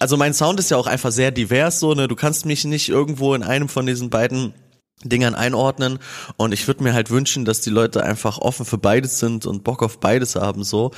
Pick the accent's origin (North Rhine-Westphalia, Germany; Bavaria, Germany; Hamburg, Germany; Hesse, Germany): Hesse, Germany; Kassel; wir spielen Shows in Kassel, zwei Festivals in meiner Heimat